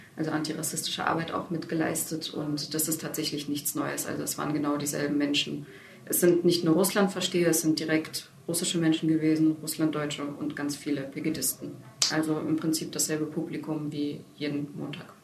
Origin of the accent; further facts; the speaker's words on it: Dresden, Saxony, Germany; also born or lived in Ukraine; Ich bin selber auch in Dresden aufgewachsen